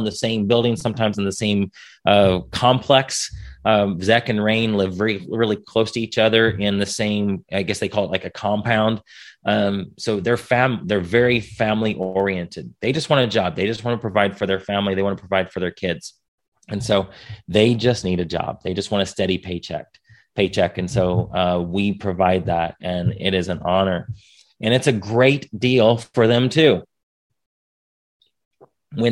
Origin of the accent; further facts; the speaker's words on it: United States; I'm an American